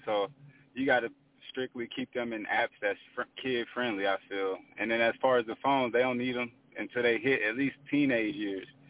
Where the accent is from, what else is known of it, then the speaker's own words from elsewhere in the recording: Pomona, California, United States; I'm really from Pomona, California. Considered, you know, the West Coast